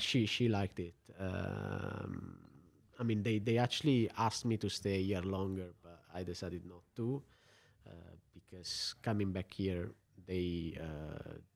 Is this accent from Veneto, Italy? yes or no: no; Apulia, Italy; moved away as an adult; also born or lived in United Kingdom / United States; now in Luxembourg; Coming from Puglia